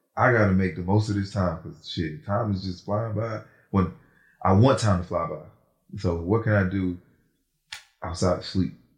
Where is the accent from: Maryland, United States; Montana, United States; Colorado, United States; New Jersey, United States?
New Jersey, United States; now in Atlanta, United States; Born in Jersey